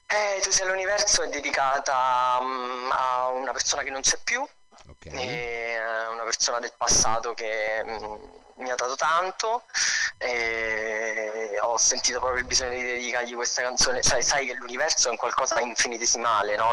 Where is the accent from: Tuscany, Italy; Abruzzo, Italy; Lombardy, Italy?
Abruzzo, Italy; L'Aquila; also born or lived in Castellammare di Stabia, Campania; now in Rome, Italy; mi sono trovato prima all'Aquila, sono cresciuto all'Aquila e adesso vivo a Roma